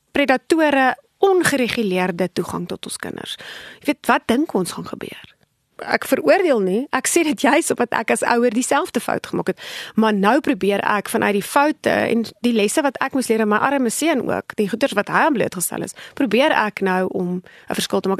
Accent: South Africa; ons as Afrikaners is geneig daartoe om ons het groot geword in 'n konteks van kinders word gesien en nie gehoor nie

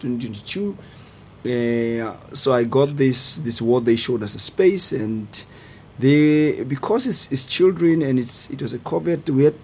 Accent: Trompsburg, Free State, South Africa; A small town called Tromsburg. And where I grew up, there was no really pediatric surgeon.

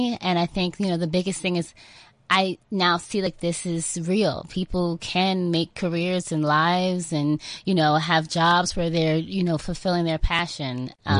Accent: New York, United States; I grew up in New York, actually, about an hour away from New York City.

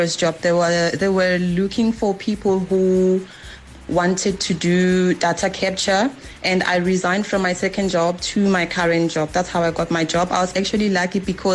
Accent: Hazyview, Mpumalanga, South Africa; I'm from Mpumalanga, Hazy View

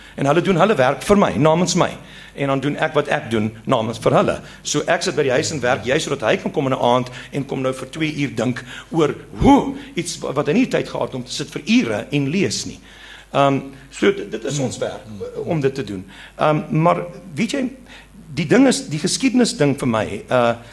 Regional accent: Eastern Cape, South Africa; first language Afrikaans; moved away; ek kom van die Oos-Kaap waar ek groot geword

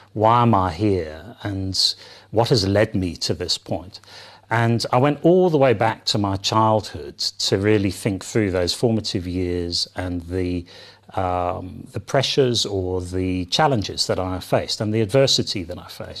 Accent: London, United Kingdom; moved away; I was born and bred in, in the U K, in London

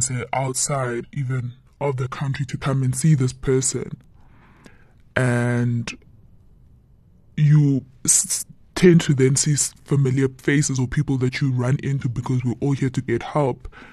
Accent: Eastern Cape, South Africa; we are originally from the Eastern Cape.

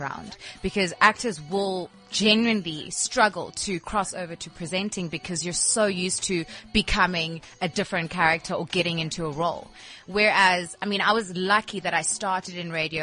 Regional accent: Port Elizabeth, Eastern Cape, South Africa; moved away; I'm born and bred in Port Elizabeth, for goodness sake. I'm coming back to my roots

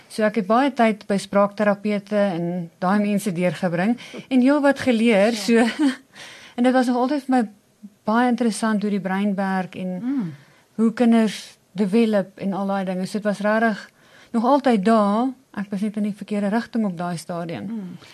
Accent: Pretoria, Gauteng, South Africa; ek is nog my hele lewe Pretoria meisie. Ek is hier gebore en ek het hier groot geword.

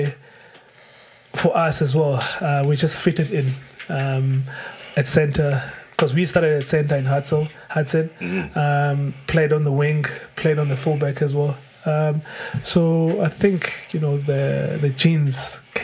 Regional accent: Mthatha, Eastern Cape, South Africa; We were born in Mthatha.

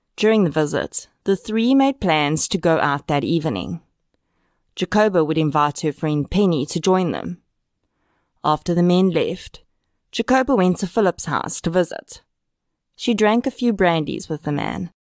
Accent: South Africa

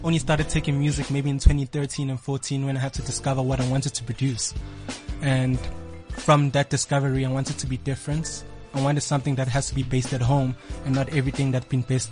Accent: Durban, KwaZulu-Natal, South Africa; now in Johannesburg, South Africa; originally from Durban. Moved to Joburg to follow music

